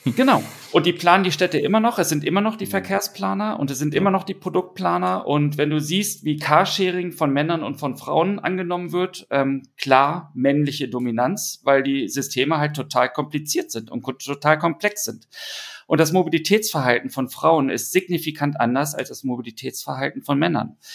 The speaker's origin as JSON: {"language": "German", "region": "Berlin", "country": "Germany", "said": "Ich komme ja aus Berlin"}